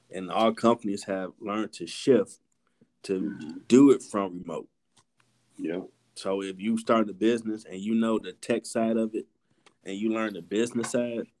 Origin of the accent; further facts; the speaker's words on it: Chicago, Illinois, United States; You from Detroit, I'm from Chicago.